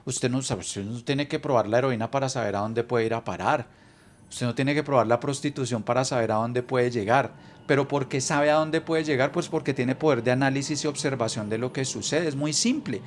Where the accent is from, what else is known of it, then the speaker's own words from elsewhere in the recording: Colombia; also born or lived in Bogotá; now in Miami, United States; los colombianos somos chéveres